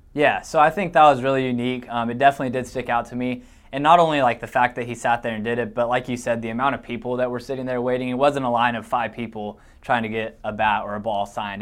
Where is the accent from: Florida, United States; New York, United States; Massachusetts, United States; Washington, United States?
Washington, United States; moved away as an adult; now in Iowa, United States; my hometown in Washington